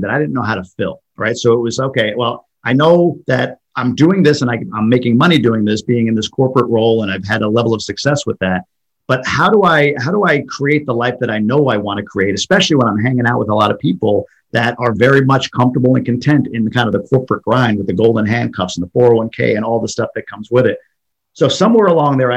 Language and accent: English; New York, United States; moved away as an adult; also born or lived in Boston; now in Michigan, United States; I'm from New York originally, lived in Boston for quite a few years, and now live in Michigan